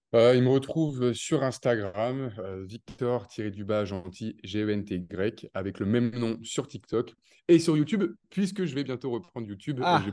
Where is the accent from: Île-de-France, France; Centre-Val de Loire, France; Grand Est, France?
Centre-Val de Loire, France; countryside near Tours; moved away as an adult; now in Dubai, United Arab Emirates; je viens de la campagne de Tours, je suis né entre quatre vaches et six moutons